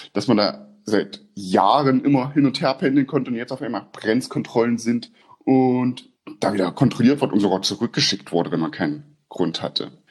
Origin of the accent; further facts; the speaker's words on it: eastern Germany, Germany; moved away as an adult; now in Austria; Bei uns im Osten